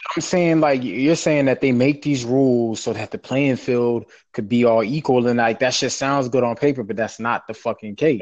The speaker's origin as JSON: {"language": "English", "region": "the South", "country": "United States", "said": "we're from the South. Like I, you know, in the town I'm from, like we're all like everybody's my cousin."}